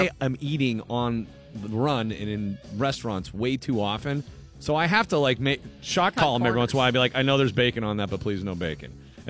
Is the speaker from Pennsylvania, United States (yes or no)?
yes; Erie, Pennsylvania, United States; growing up in Erie